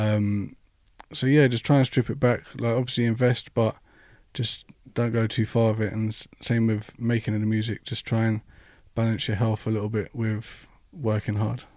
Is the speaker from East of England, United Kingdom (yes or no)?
no; London, United Kingdom; I'm actually from West London